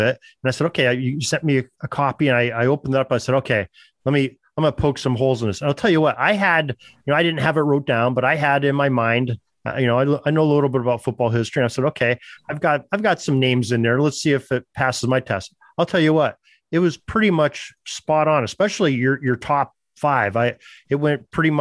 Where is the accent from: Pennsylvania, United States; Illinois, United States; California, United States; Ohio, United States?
Pennsylvania, United States; Western; I'm from Western Pennsylvania